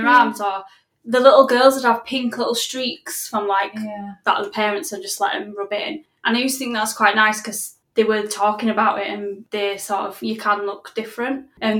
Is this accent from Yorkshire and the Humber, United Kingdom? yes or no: yes; Yorkshire and the Humber, United Kingdom; accent: Yorkshire